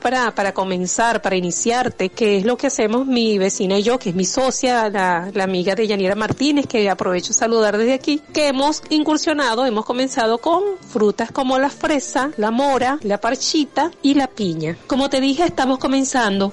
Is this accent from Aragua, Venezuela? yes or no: yes; Aragua, Venezuela; now in Valle de la Pascua, Venezuela; yo soy de Aragua, ¿no? Y pero ya tengo 20 años aquí en, en el estado Guárico en Valle de la Pascua.